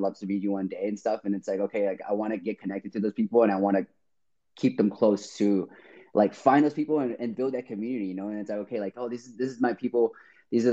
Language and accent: English; Chicago, Illinois, United States; moved away as an adult; also born or lived in Seattle; I'm originally from Chicago. So all my friends and family are over there